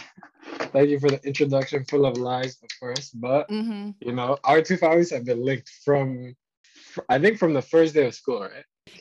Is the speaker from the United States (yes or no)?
no; Paris, Île-de-France, France; born there; also born or lived in Zimbabwe; And then before that, I was born in France, so I was in Paris.